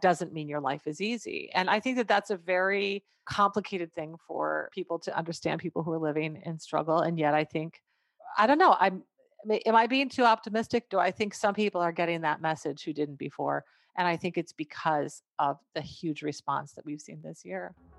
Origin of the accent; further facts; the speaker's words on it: McGregor, Minnesota, United States; I grew up in McGregor, went to McGregor High School